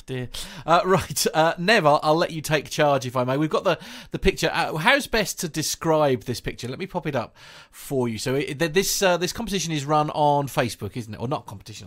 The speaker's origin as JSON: {"language": "English", "country": "United Kingdom", "accent": "British", "said": "my silly British accent"}